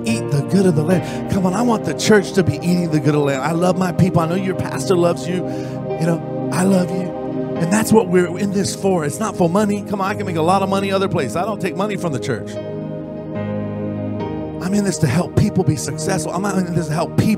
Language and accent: English; Orange County, California, United States; I'm from Orange County. We're near